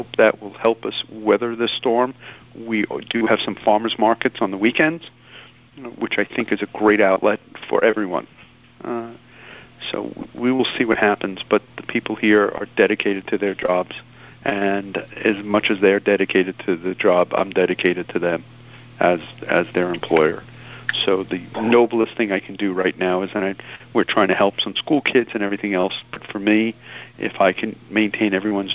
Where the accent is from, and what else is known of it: New York City, New York, United States; born or raised there